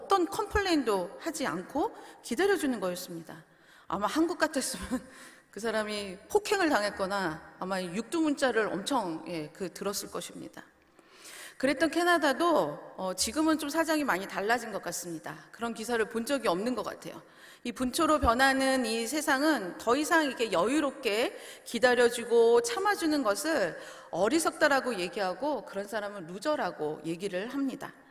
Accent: South Korea; now in Canada; 빨리빨리 문화에서 나고 자랐기 때문에 이미 한국을 떠나서 이곳에 와서 생활을 하더라도

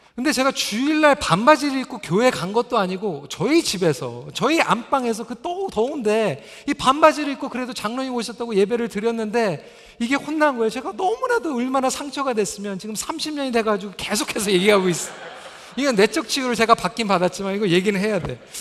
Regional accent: Toronto, Ontario, Canada; 제가 이제 중고등부 때 캐나다에서 자라면서 저희 집이 이제 그 스카보로 쪽에 있었습니다.

